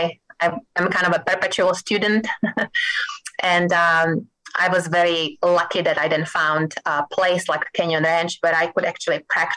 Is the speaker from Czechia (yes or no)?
yes; Czechia; moved away as an adult; also born or lived in Massachusetts, United States; now in Kansas City, United States; I lived in Massachusetts for about 23 years. Initially, I came to Massachusetts from Czech Republic. You probably can detect my accent. After medical school in Czech Republic, I just wanted to live somewhere else and see how people live in other countries.